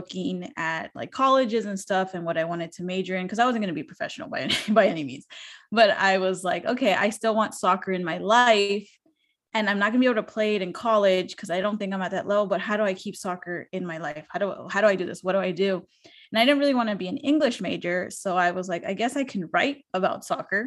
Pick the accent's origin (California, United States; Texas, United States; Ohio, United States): California, United States; Hawthorne; I grew up in Hawthorne, which is kind of close to the airport